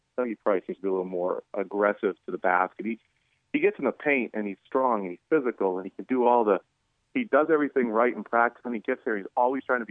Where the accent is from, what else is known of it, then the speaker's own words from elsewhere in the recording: Belmont, New Hampshire, United States; I grew up in Belmont